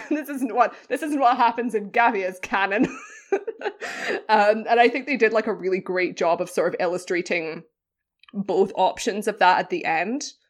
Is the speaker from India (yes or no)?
no; United Kingdom; British. I'm British